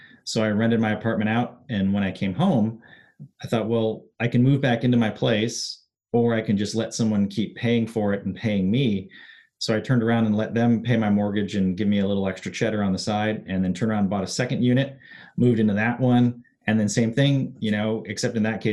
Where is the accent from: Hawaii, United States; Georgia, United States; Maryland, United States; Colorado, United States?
Hawaii, United States; growing up in Hawaii